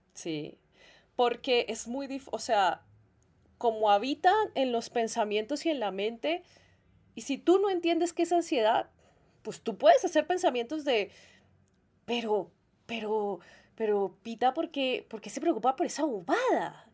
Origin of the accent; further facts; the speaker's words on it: Colombia; yo soy de Colombia